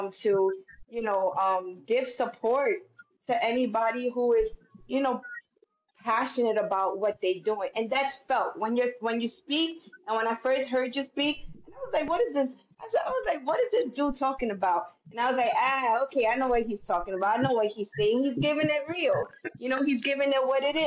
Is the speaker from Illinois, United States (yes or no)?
no; New York City, New York, United States; I'm a girl from the South Bronx. I grew up when they were talking about red top, blue top